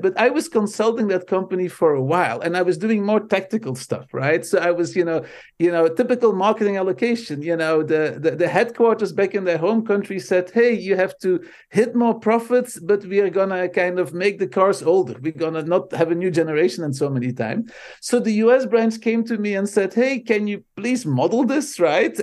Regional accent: Belgium; first language Dutch; English is a second language; moved away as an adult; now in United States; I I immigrated from Belgium to the states

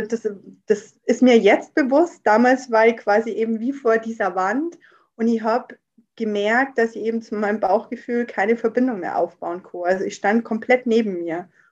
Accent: near Rosenheim, Upper Bavaria, Germany; bin aus Oberbayern, in der Nähe aus Rosenheim

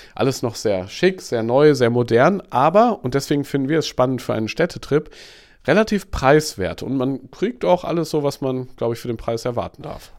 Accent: Eckernförde, Schleswig-Holstein, Germany; Meine Heimat. Ich komme ja eigentlich aus Eckernförde.

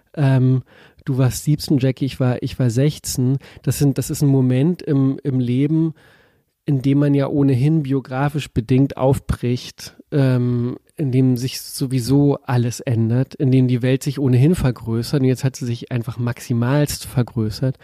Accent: East Germany, Germany; die wie ich auch Ostdeutsche ist

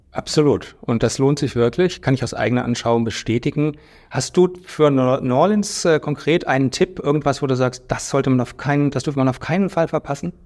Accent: Germany; wir als Deutsche

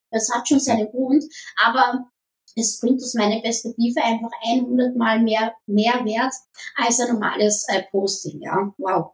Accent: Vienna, Austria; Ah, ich bin am Randbezirk in Wien aufgewachsen

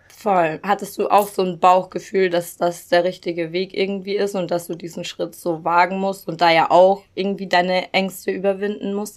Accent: Regensburg, Bavaria, Germany; moved away as an adult; also born or lived in Cologne; in meiner Heimatstadt in Regensburg

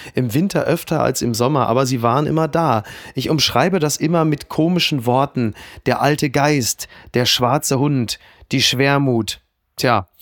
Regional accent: Castrop-Rauxel, North Rhine-Westphalia, Germany; moved away; meiner Heimatstadt Kastrop-Rauxel

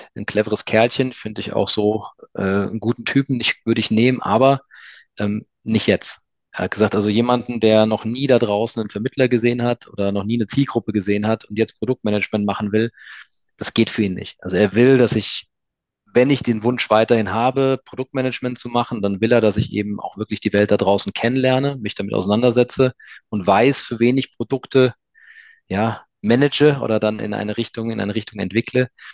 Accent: near Frankfurt, Hesse, Germany; now in Stuttgart, Germany; Ich komme ja ursprünglich aus der Nähe von Frankfurt, also bin Hesse

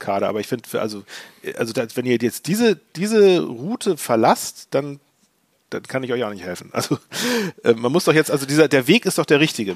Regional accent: Hamburg, Germany; als Hamburger

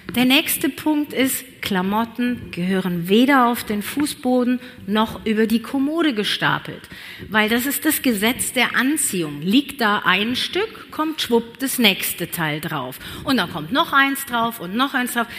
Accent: Cologne, North Rhine-Westphalia, Germany; moved away as an adult; now in Allgäu, Germany; Ich bin nämlich echt köln durch und durch

